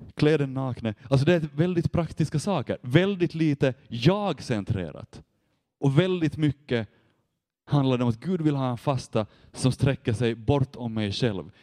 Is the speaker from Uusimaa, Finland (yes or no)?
no; Vaasa, Ostrobothnia, Finland; jag kommer från Vasa och där jobbar jag med ungdomar nu